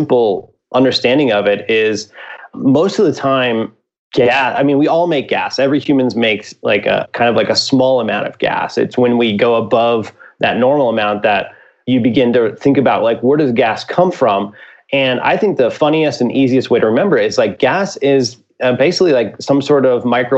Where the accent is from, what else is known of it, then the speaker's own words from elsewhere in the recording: Midwest, United States; I'm from the Midwest